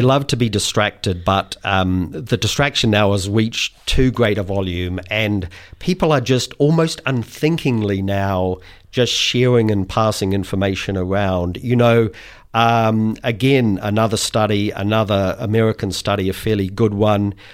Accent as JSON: {"language": "English", "country": "New Zealand", "said": "I speak as a Kiwi"}